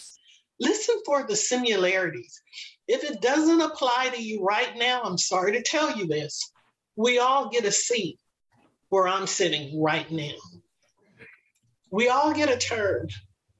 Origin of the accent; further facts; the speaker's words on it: Los Angeles, California, United States; I was born and raised in Los Angeles